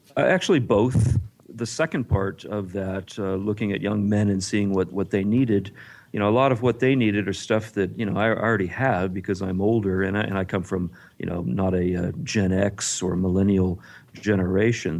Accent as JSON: {"language": "English", "region": "Texas", "country": "United States", "tie": "born or raised there", "said": "I grew up in Texas"}